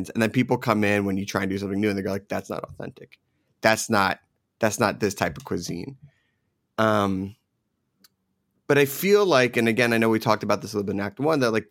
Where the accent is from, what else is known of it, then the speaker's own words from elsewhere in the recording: Philadelphia, Pennsylvania, United States; also born or lived in New Jersey / New York; now in Los Angeles, United States; it's a very East Coast style because I grew up in Philadelphia and Jersey, New York.